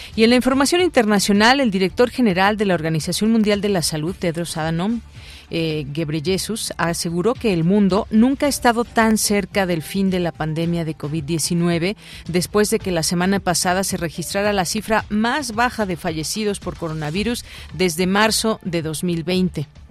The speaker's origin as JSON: {"language": "Spanish", "country": "Mexico"}